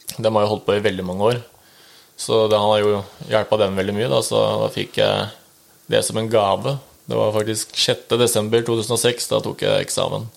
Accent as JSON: {"language": "Norwegian", "region": "Oslo", "country": "Norway", "tie": "born or raised there", "moved": "as an adult", "lives_now": "Rælingen, Norway", "said": "30 år, fra født og oppvokst i Oslo."}